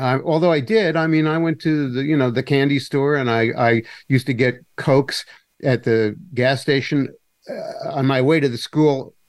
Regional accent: New York City, New York, United States; also born or lived in Long Island, New York; growing up in Manhattan was very peculiar.

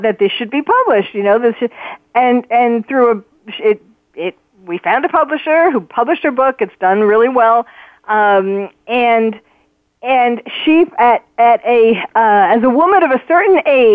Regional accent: New York, United States; moved away; we're from New York originally

